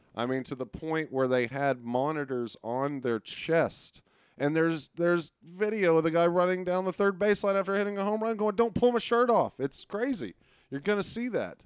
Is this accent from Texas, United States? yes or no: yes; Arlington, Texas, United States; also born or lived in Beaumont, Texas; I, I am a guy that uh, is from Texas. I was born in Arlington